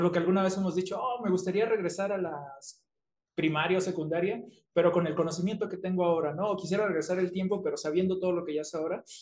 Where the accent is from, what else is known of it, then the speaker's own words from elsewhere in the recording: Mexico; also born or lived in Tamaulipas, Mexico / Coahuila, Mexico / Acapulco, Guerrero, Mexico; now in Mexico City, Mexico; nací en Tamaulipas, pero me crié en Coahuila y en Acapulco y ya llevo un rato viviendo aquí en la Ciudad de México